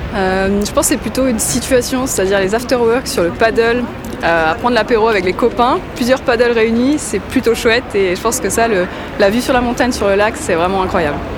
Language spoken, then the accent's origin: French; Brittany, France; moved away as an adult; also born or lived in Australia / Switzerland; now in Lausanne, Switzerland; Alors je suis bretonne, française d'origine, et j'ai vécu pas mal d'années euh, dans différents pays, donc l'Australie avant la Suisse, et puis avant en France.